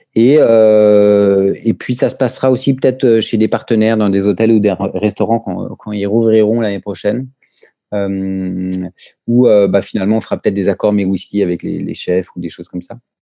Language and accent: French; France; also born or lived in Brittany; moi, en tant que Français